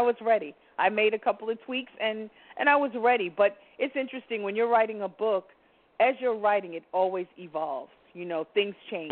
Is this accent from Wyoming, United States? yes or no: no; New York City, New York, United States; I'm a New Yorker